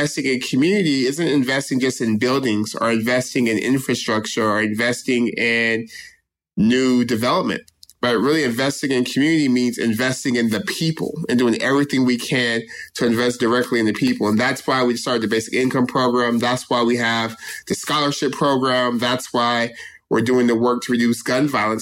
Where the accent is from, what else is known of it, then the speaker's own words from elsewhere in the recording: Stockton, California, United States; someone who was born and raised in Stockton